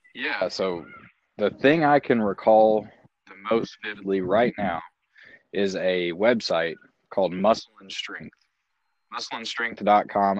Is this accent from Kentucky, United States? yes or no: yes; Larue County, Kentucky, United States; I grew up in Larue County